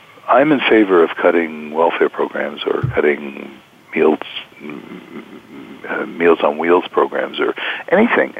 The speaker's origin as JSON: {"language": "English", "country": "United States", "said": "growing up in the United States"}